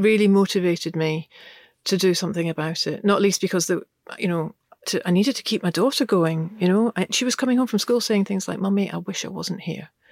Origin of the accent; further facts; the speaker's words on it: Glasgow, Scotland, United Kingdom; I grew up in Glasgow, uh, in the nineteen seventies, and my, uh, parents were both English